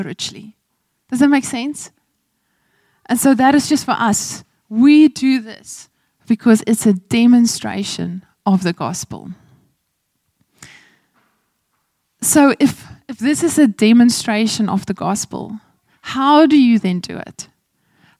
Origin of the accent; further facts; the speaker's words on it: Malmesbury, Western Cape, South Africa; moved away; also born or lived in Zulu village, KwaZulu-Natal; I come from Malmesbury, Hoërskool Swartland, and I'm living in a Zulu village